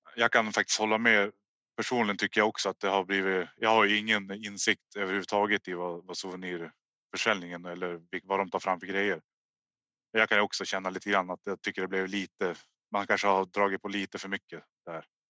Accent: Hörnefors, Västerbotten County, Sweden; jag är uppvuxen i Hörnefors.

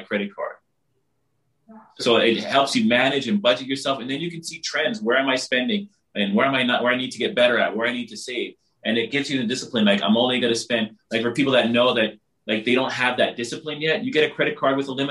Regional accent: Barbados; I'm from the Caribbean, I'm from Barbados

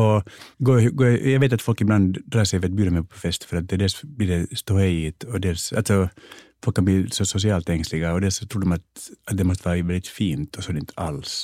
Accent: Finland; moved away; also born or lived in United States; jag är finlandssvensk

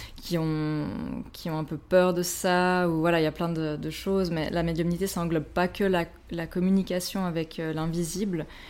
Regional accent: Switzerland; ambulancière chez nous, en Suisse

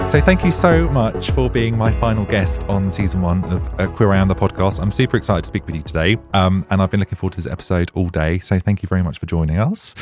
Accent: Ipswich, East of England, United Kingdom; now in Brighton, United Kingdom; I'm from Suffolk originally

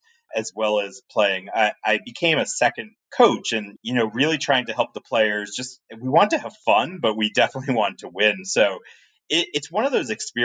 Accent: Sharon, Massachusetts, United States; I grew up outside of Massachusetts, outside of Boston, in a suburb called Sharon, Massachusetts

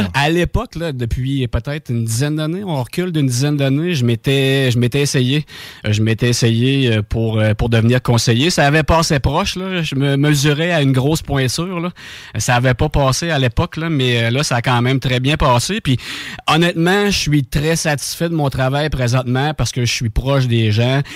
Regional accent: Saint-Anselme, Quebec, Canada; je viens de Saint-Anselme

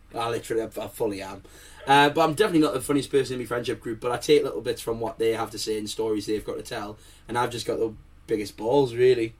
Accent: Manchester, North West England, United Kingdom; now in France; I was originally born in Manchester

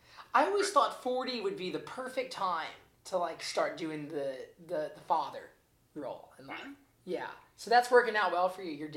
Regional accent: Spring Hill, Tennessee, United States; I'm from Nashville, but I'm from an hour outside of Nashville. So it's a town called Spring Hill. And when I was growing up, it was small. Like, there's two schools, one grocery store, one huge church.

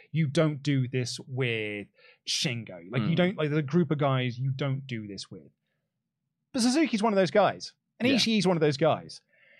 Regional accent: United Kingdom; Look, as a Brit wrestling fan, a British wrestling fan, particularly one who frequented Rev Pro a lot.

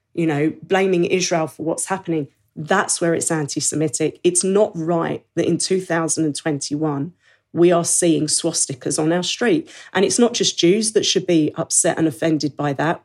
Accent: United Kingdom; I'm British. I'm a British Jew

